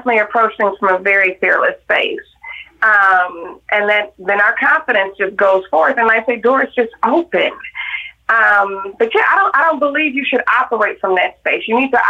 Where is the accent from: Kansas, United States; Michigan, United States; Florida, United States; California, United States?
Michigan, United States; Detroit; I growing up in Detroit, it was over 80% black growing right. up there.